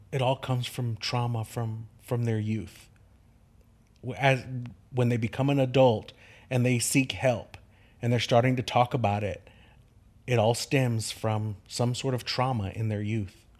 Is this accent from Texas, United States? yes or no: yes; Kerrville, Texas, United States; Kerrville is my home. Ker, I'm a six, sixth generation Kerrvillian.